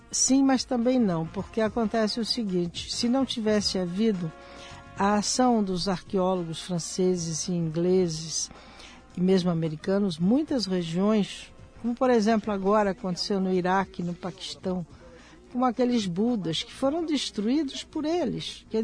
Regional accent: Brazil; E essas pinturas me revolta como brasileira pensar que se nós não estivéssemos lá, elas já estariam como outras do próprio Piauí, de outros locais do Brasil

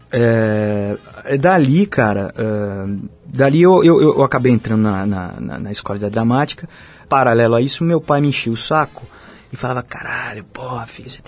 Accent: São Paulo, Brazil; muito bom estar aqui na minha terra natal, de volta, aqui podendo trazer o meu espetáculo que tem rodado, viajado o Brasil inteiro.

